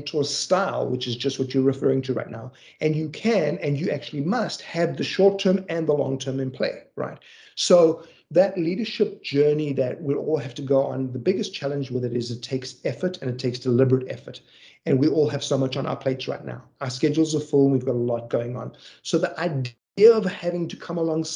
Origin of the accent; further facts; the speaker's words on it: Johannesburg, Gauteng, South Africa; I grew up in South Africa. I grew up in a city called Johannesburg